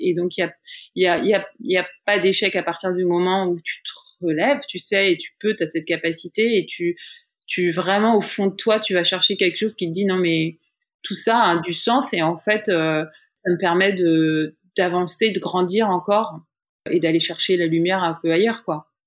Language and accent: French; France; moved away as an adult; now in New York, United States; en tant que française